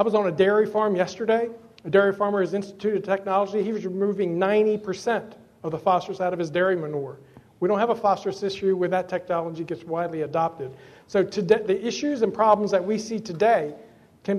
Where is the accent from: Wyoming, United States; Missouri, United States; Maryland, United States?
Maryland, United States; Southern; I grew up in Southern Maryland. I'm a fourth-generation tobacco farmer